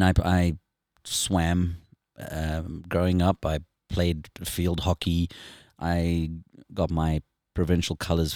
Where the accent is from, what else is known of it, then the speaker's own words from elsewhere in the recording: South Africa; moved away as an adult; now in United States; I'm born and raised South African.